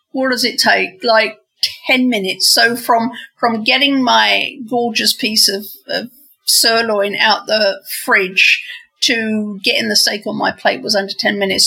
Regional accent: England, United Kingdom; moved away as an adult; now in United States; growing up in England

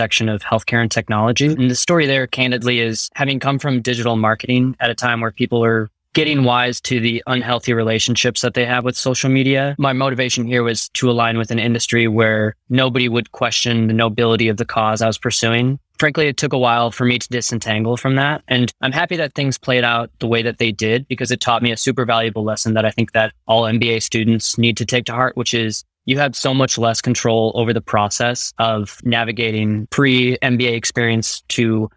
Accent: Minnesota, United States; now in Berkeley, United States; I'm originally from Minnesota and now live in Berkeley with my partner

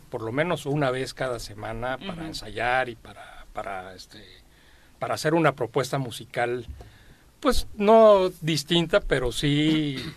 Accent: Cuernavaca, Morelos, Mexico; De aquí, de Cuernavaca.

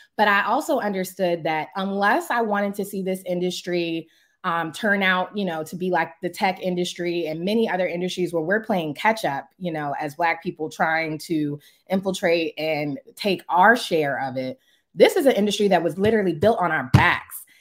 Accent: Prince George's County, Maryland, United States; I'm born and raised in Prince George's County, Maryland

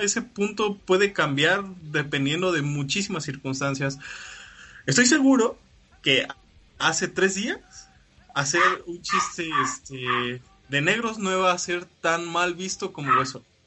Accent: Mexico; uno como latinoamericano, mexicano

